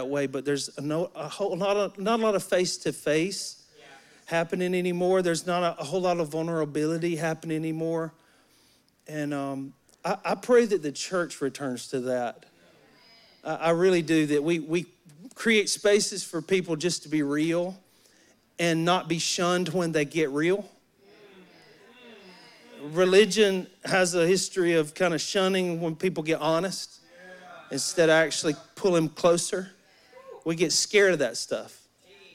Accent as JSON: {"language": "English", "region": "Alabama", "country": "United States", "tie": "born or raised there", "said": "I'm from Alabama. I grew up in Alabama in the woods"}